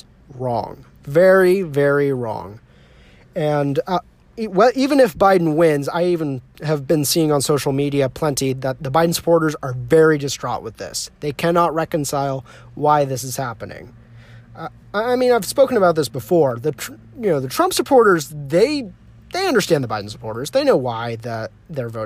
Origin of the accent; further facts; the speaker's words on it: California, United States; moved away; also born or lived in Arkansas; I grew up in California my whole life, and when I moved to Arkansas